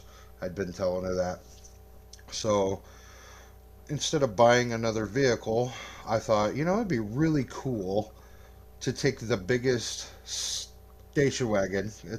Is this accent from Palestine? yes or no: no; Arkansas, United States; now in Bartonville, United States; I hail from the Bartonville, Peoria area currently. I'm originally from Arkansas, but now we live in Illinois.